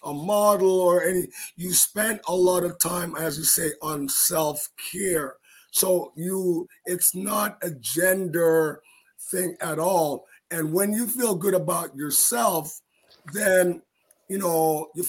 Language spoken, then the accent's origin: English; Jamaica; now in Canada; go back home to help our fellows, our country people in Jamaica